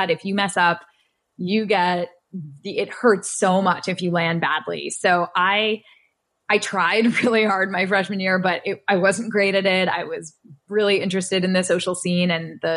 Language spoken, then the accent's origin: English; Mamaroneck, New York, United States; up in Westchester County. I went to Mamaroneck High School.